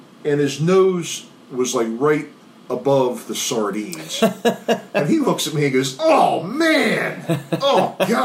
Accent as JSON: {"language": "English", "town": "Dundalk", "region": "Maryland", "country": "United States", "tie": "born or raised there", "said": "I grew up in Dundalk, went to Calvert Hall"}